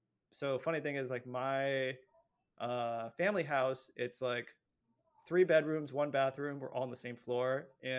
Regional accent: San Francisco, California, United States; I grew up in San Francisco

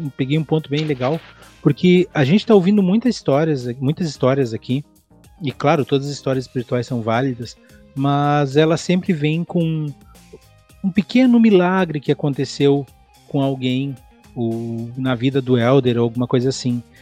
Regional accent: Quaraí, Rio Grande do Sul, Brazil; eu nasci em Quaraí, que é fronteira com Artigas, no Uruguai

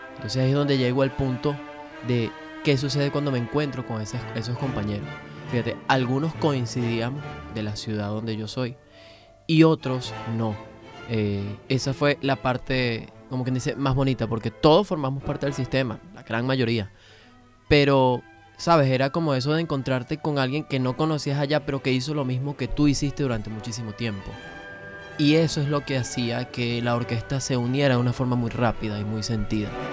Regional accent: Venezuela; moved away as an adult; now in Argentina; cada uno de los venezolanos que salió de su país

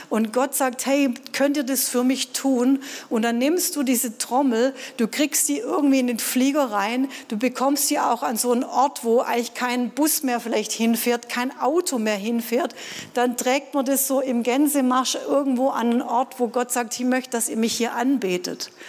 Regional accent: Baden-Württemberg, Germany; Ja, ich als Schwabe hätte vielleicht gedacht

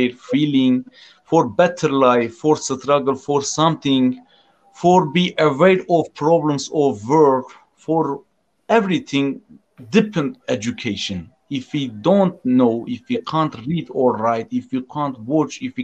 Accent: Turkey; English is a second language; I am from Turkey.

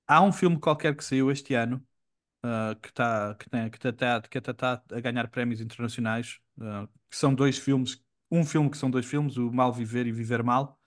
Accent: Portugal; moved away as an adult; quando eu vivi fora de Portugal

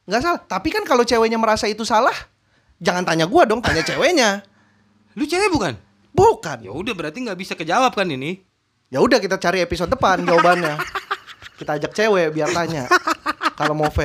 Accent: Jakarta, Indonesia; gue tuh lahir lahir di rumah sakit daerah Jakarta terus gue tumbuh besar di Jakarta pusat tanah tinggi

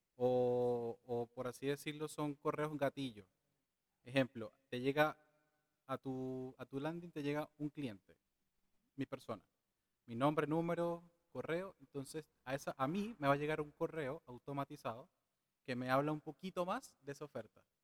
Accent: Venezuela; now in Chile; tengo 32 años, vengo de Venezuela.

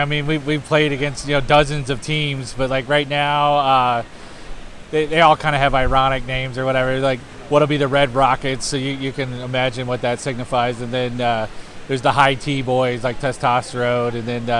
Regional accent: Detroit, Michigan, United States; now in Nashville, United States; Yeah, I grew up in Detroit

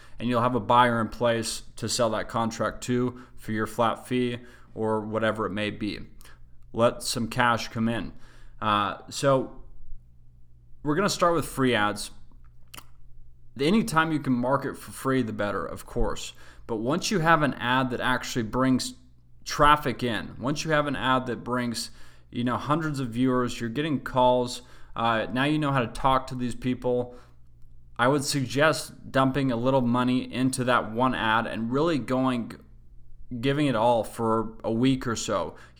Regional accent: Salt Lake City, Utah, United States; I grew up in Salt Lake City, Utah. We used a website called KSL.

